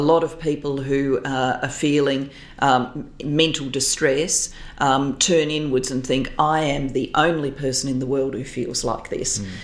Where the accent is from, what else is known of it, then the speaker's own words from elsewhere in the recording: Adelaide, South Australia, Australia; moved away as an adult; post politics, I've returned to my hometown, to Adelaide